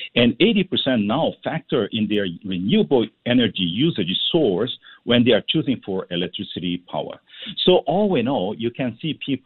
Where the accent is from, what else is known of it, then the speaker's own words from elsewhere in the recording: Singapore; as a Singaporean